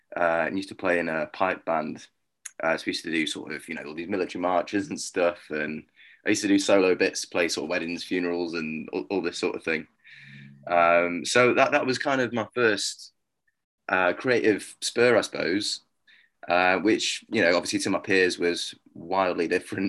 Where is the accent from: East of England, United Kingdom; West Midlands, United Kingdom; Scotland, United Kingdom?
West Midlands, United Kingdom; Stafford; also born or lived in Milton Keynes; born Milton Keynes way and then kind of grew up in Stafford, which is, I guess, my hometown.